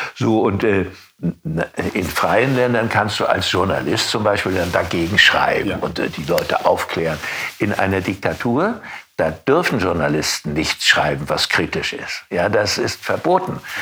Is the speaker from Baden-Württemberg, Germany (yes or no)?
no; Rostock, Mecklenburg-Vorpommern, Germany; Stadtjugendpastor in meiner Heimatstadt mhm. Rostock